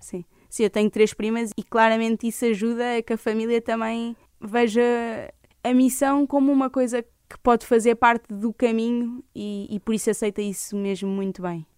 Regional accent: Leiria, Leiria District, Portugal; also born or lived in Lisbon; eu sou de Leiria

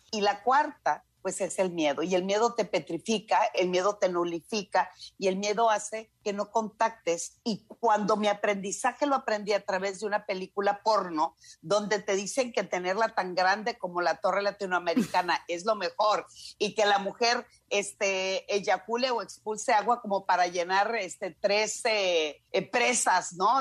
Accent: Culiacán, Sinaloa, Mexico; como buena norteña, yo soy de Culiacán

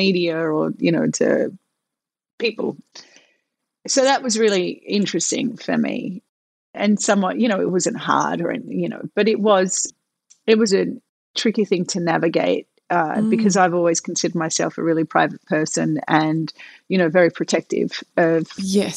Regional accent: Melbourne, Victoria, Australia; moved away as an adult; I came from Melbourne where my world was so safe

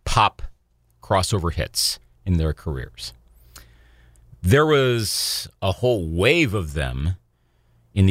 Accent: Eau Claire, Wisconsin, United States; I remember being a sophomore at Memorial High School in Eau Claire, Wisconsin. This podcast is based in my hometown.

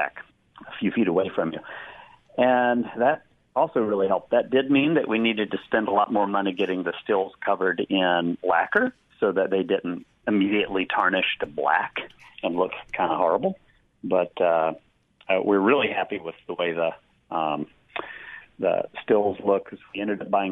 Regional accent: Kentucky, United States; now in Seattle, United States; I'm from Kentucky

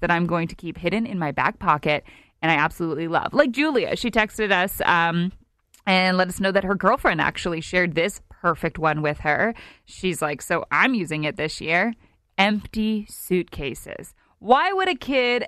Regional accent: Canada; our Canadians

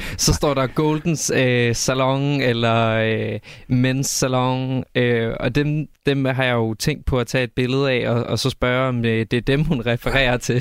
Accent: Silkeborg, Central Denmark Region, Denmark; hvis man nu bare kigger på, hvor jeg er fra, så er jeg fra Silkeborg

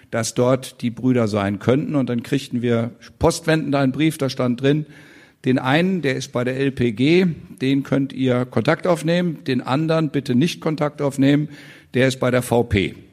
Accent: West Germany, Germany; ich weiß, wie man in der HO-Gaststätte brav als Wessi wartet, bis man platziert wird.

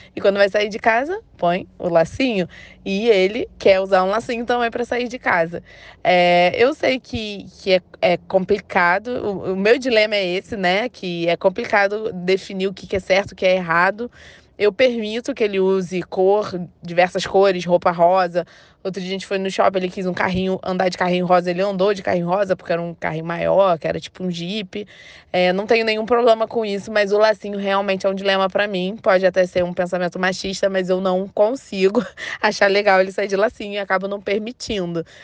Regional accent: Rio de Janeiro, Brazil; tenho 32 anos, sou do Rio

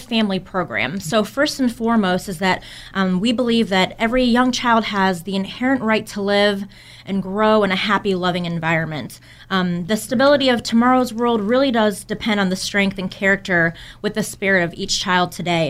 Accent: Kent, Ohio, United States; moved away as an adult; now in High Point, United States; I'm from Ohio

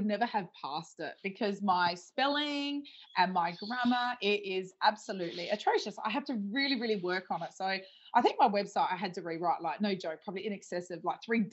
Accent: Adelaide Hills, South Australia, Australia; I'm originally from the Adelaide Hills.

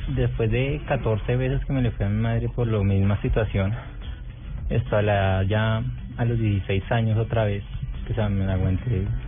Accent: Meta, Colombia; Nací en Meta, el 5 de abril

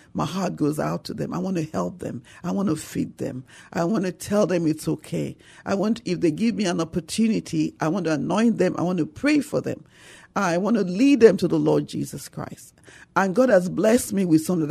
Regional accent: Nigeria; moved away as an adult; now in San Antonio, United States; Nigeria. I came from Nigeria

